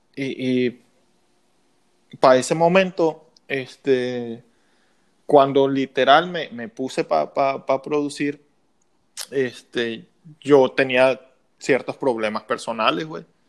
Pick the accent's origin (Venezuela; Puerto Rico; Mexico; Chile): Mexico; como buen mexicano, como buen mexicano